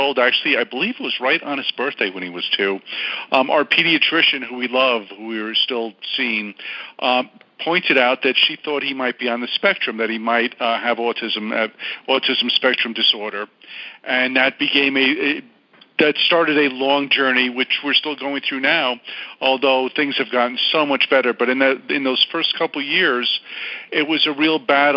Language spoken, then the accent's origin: English; New York, United States; now in Los Angeles, United States; I'm from New York